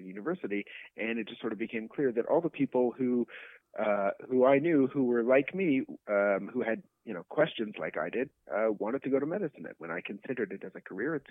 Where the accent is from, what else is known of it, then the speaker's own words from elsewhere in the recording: Canada; I'm Canadian. I did all my training in Canada